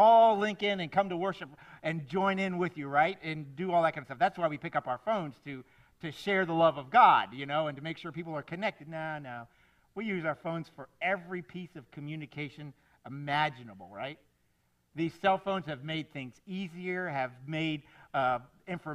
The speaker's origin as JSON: {"language": "English", "region": "South Florida", "country": "United States", "tie": "born or raised there", "said": "I grew up here in South Florida"}